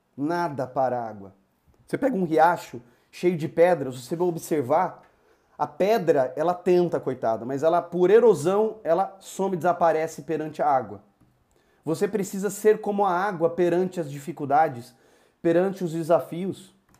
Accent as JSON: {"language": "Portuguese", "town": "Campinas", "region": "São Paulo", "country": "Brazil", "moved": "as an adult", "lives_now": "Ribeirão Preto, Brazil", "said": "sou de Campinas, hoje moro em Ribeirão Preto"}